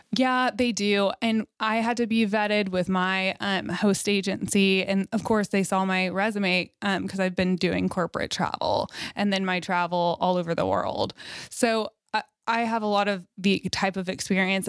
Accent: Fort Worth, Texas, United States; Fort Worth is my hometown. I'm born and raised there

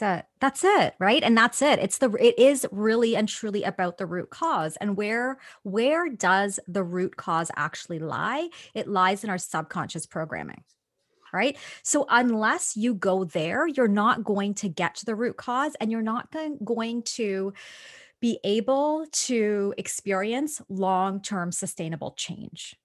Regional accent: Toronto, Ontario, Canada; born or raised there

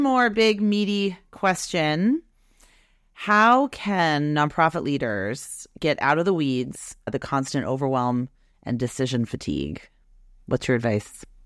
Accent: Beverly, Massachusetts, United States; also born or lived in Wenham, Massachusetts; I'm from Beverly, Massachusetts

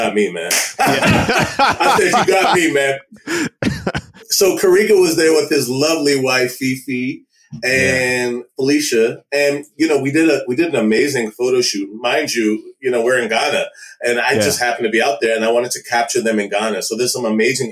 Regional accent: Maryland, United States; also born or lived in Washington, D.C. / Nigeria; I was born in DC and raised in Maryland.

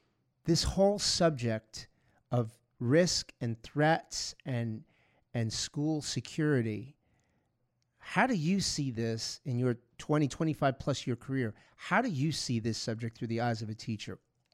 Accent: Long Island, New York, United States; also born or lived in Bronx, New York; I'm from New White Park out in Long Island, but I lived in the Bronx.

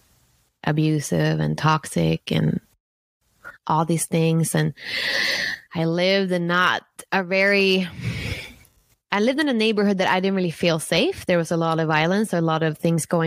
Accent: Sweden; moved away as an adult; also born or lived in San Francisco, United States; I'm from Sweden, born and raised in Sweden in a small town

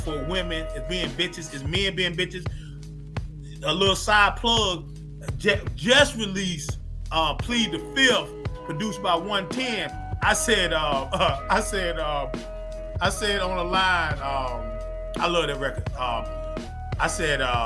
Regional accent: North Carolina, United States; I'm from North Carolina

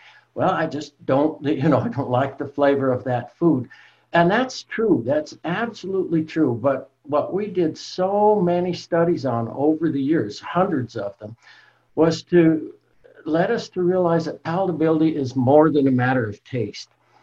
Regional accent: Colorado, United States; I'm from Colorado originally, grew up in the mountains there in Colorado

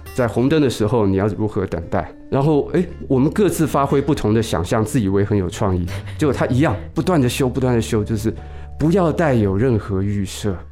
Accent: Taipei, Taiwan; 经过南门国中，那是我，我自己的国中啊

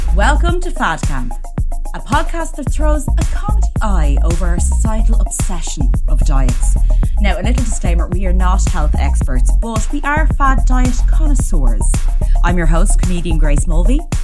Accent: Ireland; as Irish people, we

